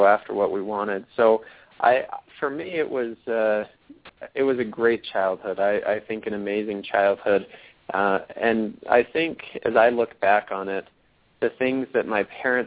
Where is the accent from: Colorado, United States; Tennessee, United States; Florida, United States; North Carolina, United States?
Colorado, United States; Littleton; also born or lived in Logan, Utah; So I grew up in Littleton, Colorado, from the time I was five until I graduated from college and moved out of the house